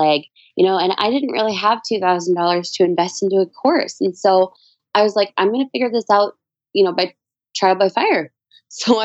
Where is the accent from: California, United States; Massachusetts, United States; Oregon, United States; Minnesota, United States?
Minnesota, United States